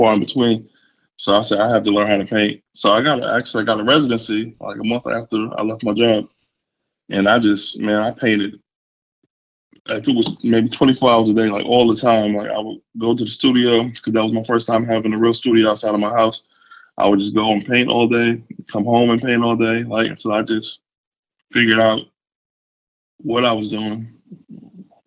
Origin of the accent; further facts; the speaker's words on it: New York, United States; moved away as an adult; now in North Carolina, United States; I'm from New York originally